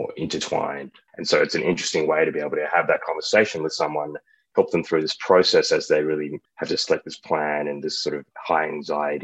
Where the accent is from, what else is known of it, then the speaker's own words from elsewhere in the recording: Australia; moved away; I'm from Australia